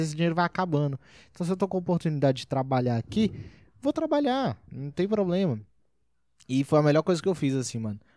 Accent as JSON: {"language": "Portuguese", "town": "Brasília", "region": "Federal District", "country": "Brazil", "tie": "born or raised there", "said": "Eu sou de Brasília"}